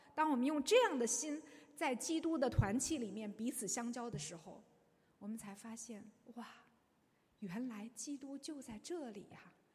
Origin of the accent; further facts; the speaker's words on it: China; 我们中国人对这方面非常的有深刻的洞见